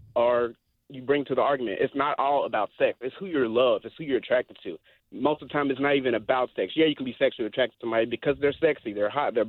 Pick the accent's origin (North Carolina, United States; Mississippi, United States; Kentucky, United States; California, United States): Mississippi, United States; moved away; I grew up in Mississippi, super backwoods, racist